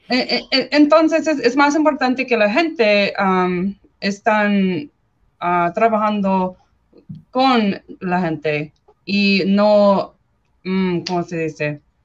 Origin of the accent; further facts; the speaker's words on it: California, United States; Spanish is a second language; crecí en California para 19 años